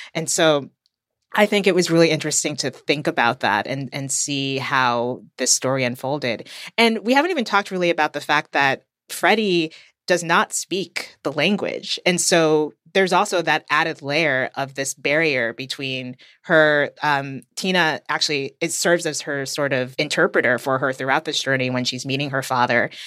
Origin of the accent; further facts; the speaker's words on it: United States; from the U S